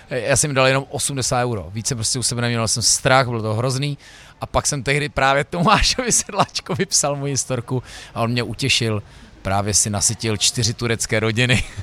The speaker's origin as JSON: {"language": "Czech", "region": "Prague", "country": "Czechia", "said": "já přijdu do Brna jako Pražák"}